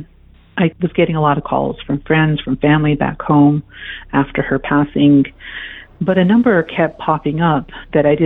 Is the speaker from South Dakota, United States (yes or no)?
yes; South Dakota, United States; also born or lived in East Coast; now in Colorado, United States; I was born and raised on a reservation, American Indian Native American Reservation in South Dakota